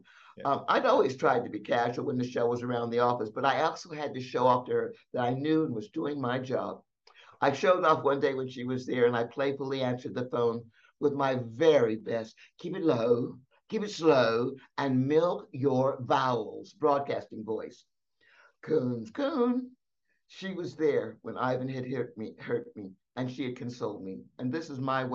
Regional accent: San Diego, California, United States; also born or lived in the South (US); I was born in the South, so I could have an accent, but it was San Diego

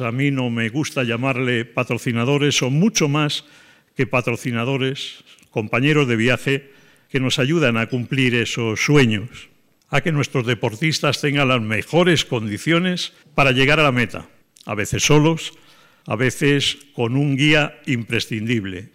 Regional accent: Galician coast, Spain; moved away; also born or lived in Palma de Mallorca; de la costa gallega donde yo nací

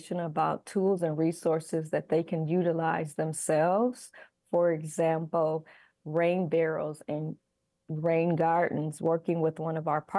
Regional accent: Milwaukee, Wisconsin, United States; I grew up in Sherman Park. I am currently a Sherman Park resident

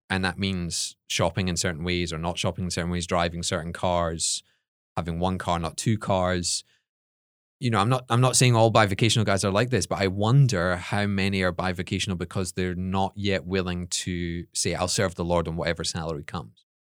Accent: Scotland, United Kingdom; now in United States; the only Scottish people there

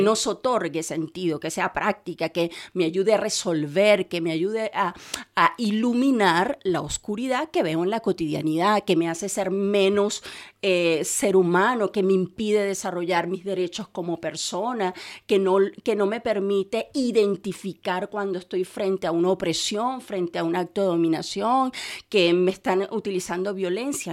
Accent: Caracas, Capital District, Venezuela; moved away; en Caracas, de donde soy yo, soy venezolana, en Caracas

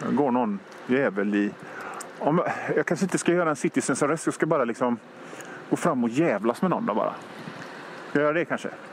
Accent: Hönö, Västra Götaland, Sweden; Jag kommer från Hönö

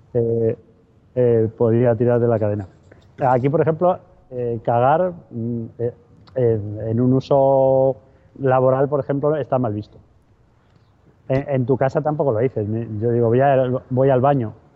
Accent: Madrid, Community of Madrid, Spain; now in Seville, Spain; yo soy de Madrid, aunque vivo en Sevilla

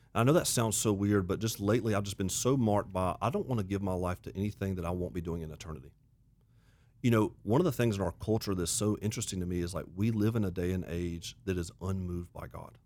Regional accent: Auburn, Alabama, United States; now in South Carolina, United States; I grew up in the South, grew up in Auburn, Alabama

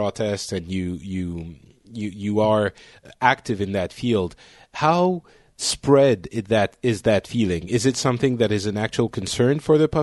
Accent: France; one of the feelings we have in France as well

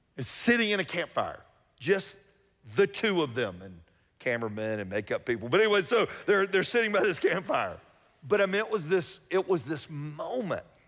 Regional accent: Atlanta, Georgia, United States; I grew up here in Atlanta

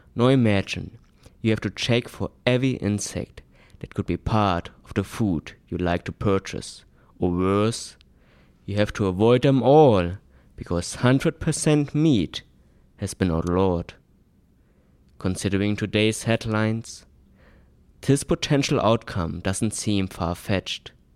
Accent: Germany; Growing up in Germany

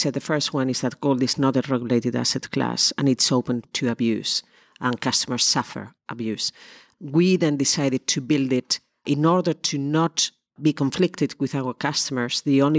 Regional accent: Spain; English is a second language; moved away as an adult; now in London, United Kingdom; I'm originally from Spain. I came to London 25 years ago. I did the usual thing that Spanish people

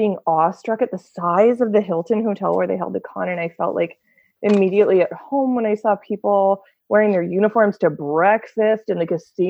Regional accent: Canada; where are you from? Like, and he's not looking at the camera. I'm like, Canada

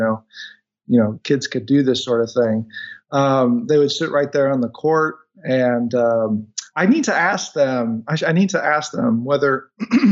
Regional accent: California, United States; grew up in California, and I have relatives who are in Los Angeles

